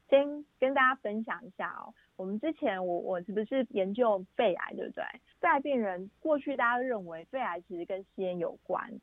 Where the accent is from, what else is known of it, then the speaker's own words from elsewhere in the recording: Taiwan; 也有可能在亚洲，我们台湾人